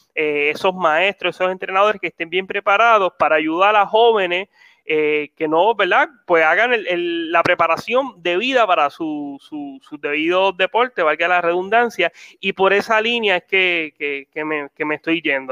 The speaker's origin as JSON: {"language": "Spanish", "country": "Puerto Rico", "said": "nosotros somos puertorriqueños"}